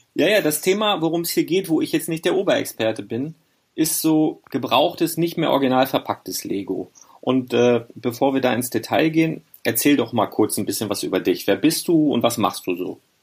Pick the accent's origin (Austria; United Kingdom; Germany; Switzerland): Germany; Northern Germany; ich komme ja aus dem Norden